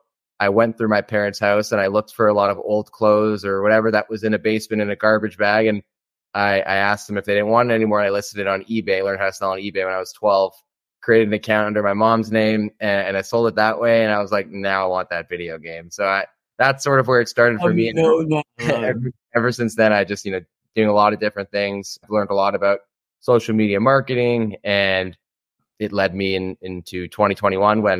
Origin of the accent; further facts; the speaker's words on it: Toronto, Ontario, Canada; I'm from Toronto, Ontario in Canada.